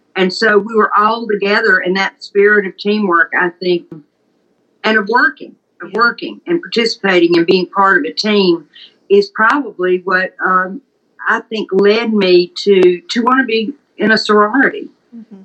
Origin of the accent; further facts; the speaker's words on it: Leland, Mississippi, United States; I'm Southern. I grew up in Leland, Mississippi, in the heart of the Mississippi Delta